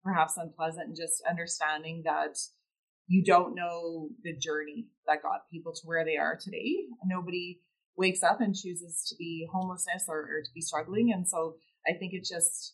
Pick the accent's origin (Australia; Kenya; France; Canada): Canada; Halifax, Nova Scotia; also born or lived in Cape Breton, Nova Scotia / Dartmouth, Nova Scotia; I grew up in Nova Scotia, and, you know, I was born in Cape Breton and that family there, and grew up in Halifax, Dartmouth